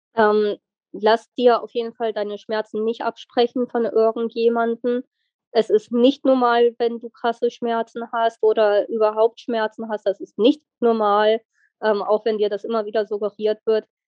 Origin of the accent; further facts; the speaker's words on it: near Wolfsburg, Lower Saxony, Germany; Ich komme aus der Nähe von Wolfsburg